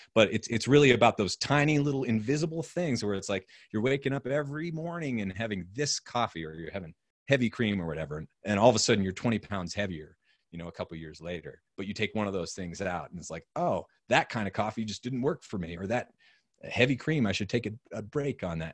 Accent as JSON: {"language": "English", "region": "New Hampshire", "country": "United States", "tie": "born or raised there", "also_born_or_lived": "Austin", "moved": "yes", "said": "growing up in New Hampshire"}